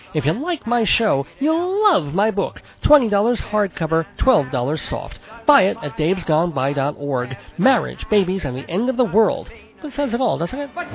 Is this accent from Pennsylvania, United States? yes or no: no; New York, United States; moved away as an adult; now in northern Colorado, United States; We lived in New York all our lives